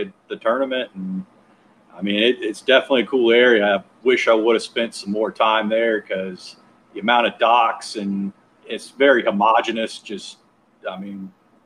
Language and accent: English; Oak Island, North Carolina, United States; I'm from Oak Island, North Carolina, southeastern North Carolina